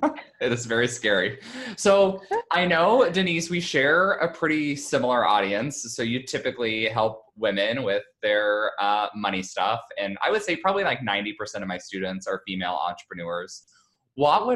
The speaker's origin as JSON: {"language": "English", "region": "Indiana", "country": "United States", "tie": "born or raised there", "moved": "yes", "said": "I grew up in Indiana in the Midwest, like pretty middle-class family."}